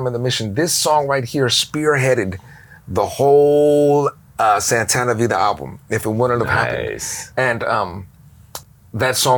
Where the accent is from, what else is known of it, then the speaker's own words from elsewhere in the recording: Daly City, California, United States; technically I'm from Daly City